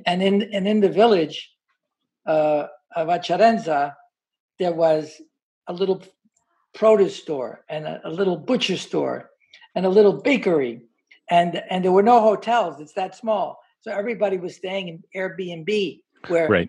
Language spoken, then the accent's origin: English; Hoboken, New Jersey, United States; when I grew up in Hoboken, a lot of first generation Italians